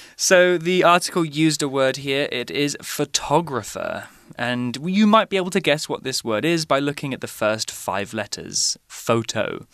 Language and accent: English; Lowestoft, East of England, United Kingdom; moved away; in my hometown, we have something called scores